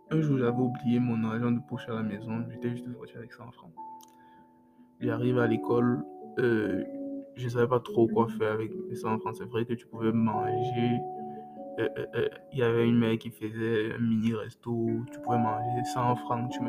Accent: Cameroon; chez nous au Cameroun, on a une sauce là qu'on appelle Mongo Chobi.

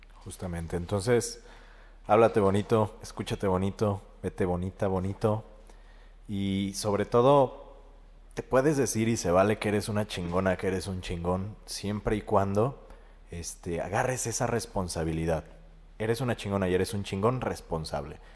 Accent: Mexico; como sociedad mexicana somos muy postergadores

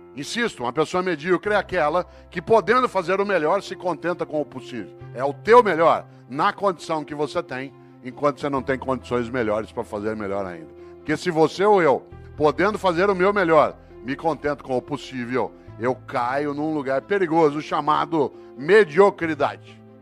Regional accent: Brazil; eu sou brasileiro

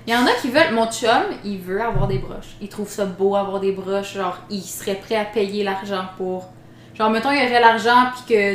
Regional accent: the Mont-Tremblant area, Quebec, Canada; moved away; je viens de là-bas, je veux pas aller dans mon coin

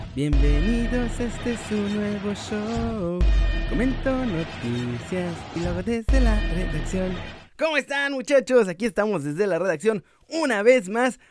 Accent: Mexico; como mexicanos

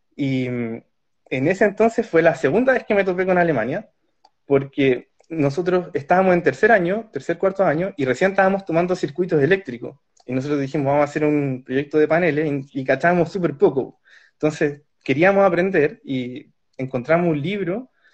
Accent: Santiago, Santiago Metropolitan Region, Chile; moved away as an adult; now in Karlsruhe, Germany; soy de Santiago de Chile, soy esposo de Daniela, con quien vivimos acá en la ciudad de Karlsruhe

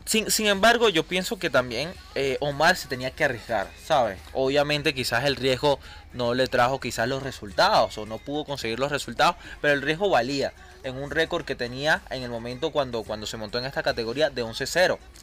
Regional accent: Venezuela; como venezolanos

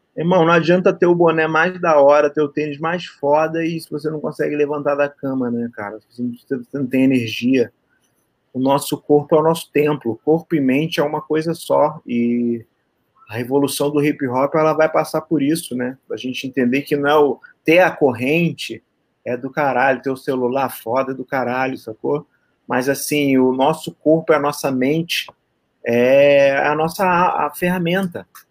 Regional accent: Rio de Janeiro, Brazil; Sou carioca.

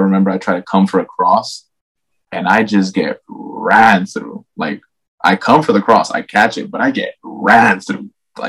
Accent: Mexico; now in United States; When I came in from Mexico, I came out here and I came in with a little bit of a like I'm 10 times more technical than all the guys here.

